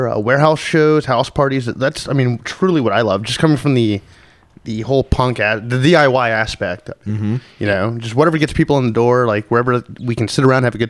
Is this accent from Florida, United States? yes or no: yes; Gainesville, Florida, United States; moved away as an adult; now in Seattle, United States; Well, I mean, I'm from Gainesville. I've been there a long time.